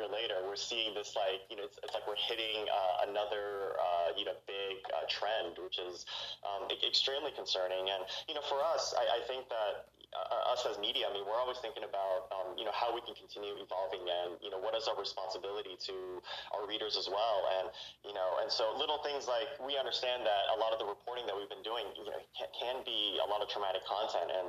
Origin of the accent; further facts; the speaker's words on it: Bay Area, California, United States; I grew up in the Bay Area